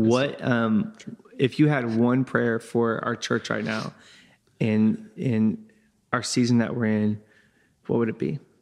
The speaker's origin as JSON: {"language": "English", "area": "Crawford County", "region": "Indiana", "country": "United States", "tie": "born or raised there", "said": "I'm from Crawford County"}